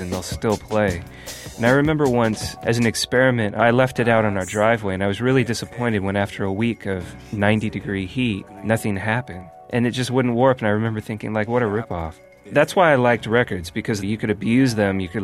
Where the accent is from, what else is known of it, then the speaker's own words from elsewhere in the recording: Davis, California, United States; also born or lived in San Jose, California; I was born in San Jose, and we moved to a place called Davis, California when I was 5